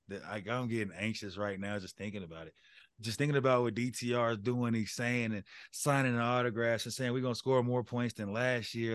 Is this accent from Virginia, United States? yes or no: no; Colorado, United States; moved away as an adult; I'm from Colorado